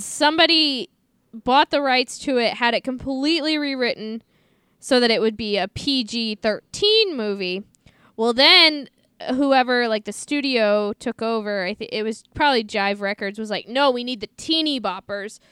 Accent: St. Louis, Missouri, United States; I'm from Saint Louis. I grew up being taught to hate the Cubs

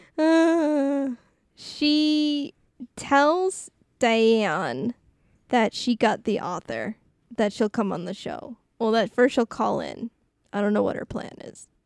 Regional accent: Canada; I am so French

